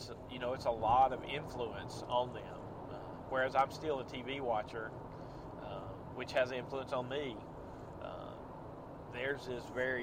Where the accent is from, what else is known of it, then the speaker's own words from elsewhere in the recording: near Birmingham, Alabama, United States; also born or lived in Texas / Tuscaloosa, Alabama; I'm from the Ville, on the Hele over by Bottenfield. So, not too far from Birmingham